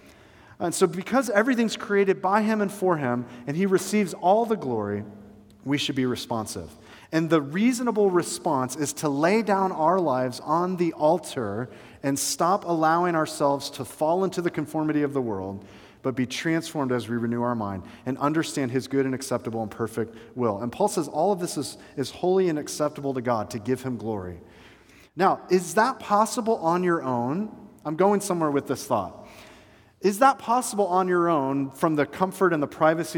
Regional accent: Atlanta, Georgia, United States; now in Bradenton area, United States; I was growing up in Atlanta

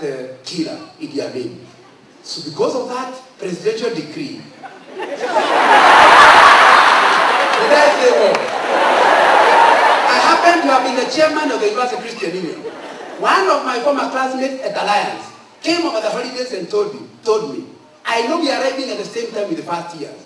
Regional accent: Central Province, Kenya; I'm from Central

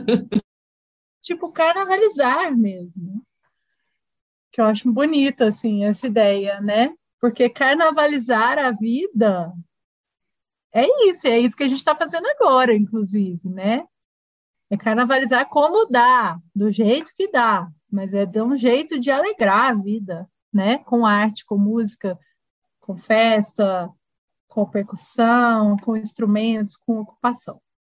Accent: south of Minas Gerais, Brazil; moved away as an adult; now in Belo Horizonte, Brazil; eu sou do interior, né? Eu sou do sul de Minas

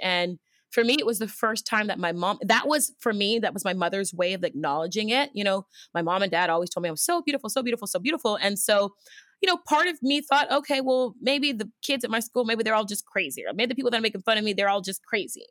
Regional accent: Houston, Texas, United States; also born or lived in Los Angeles, United States; now in New York, United States; I'm originally from Houston, Texas

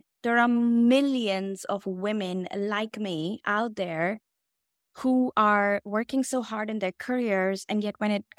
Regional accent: India; So I come from India, and my parents were shocked when I dropped the bomb on them that I am going to be a love coach.

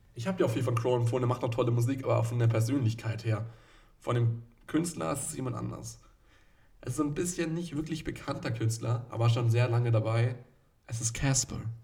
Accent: Nuremberg, Bavaria, Germany; ich als Nürnberger

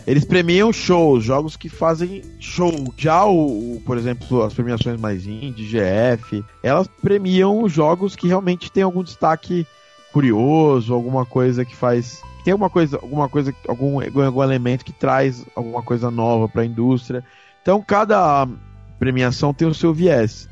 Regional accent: Brazil; eu não sou árabe, eu não sou espanhol, sou brasileiro

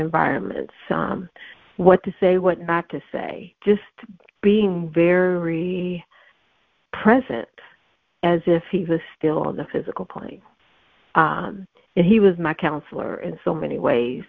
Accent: Virginia, United States; moved away; also born or lived in Cleveland, Ohio / Atlanta, Georgia; I grew up in Virginia on the coast

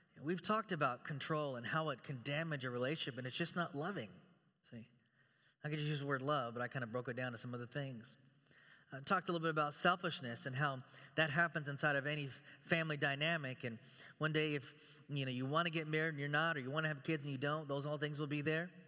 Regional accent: Texas, United States; also born or lived in Chicago; now in Beaverton, United States; I'm from Texas

